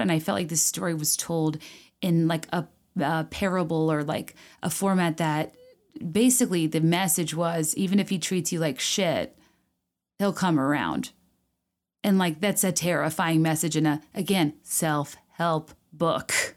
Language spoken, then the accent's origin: English; Virginia, United States; I grew up in Virginia